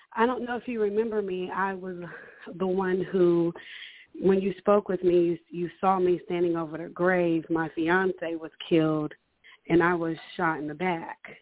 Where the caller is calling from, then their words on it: Houston, Texas, United States; I am calling from Houston, Texas